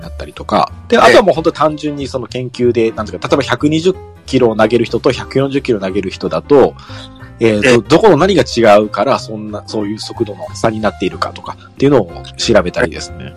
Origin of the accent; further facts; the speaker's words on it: Mie, Japan; 地元が三重県なん